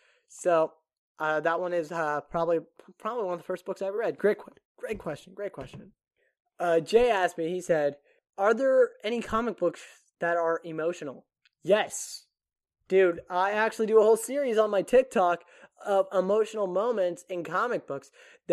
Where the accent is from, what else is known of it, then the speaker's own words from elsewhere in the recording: Japan; I grew up in Japan, so, and they didn't have American television overseas.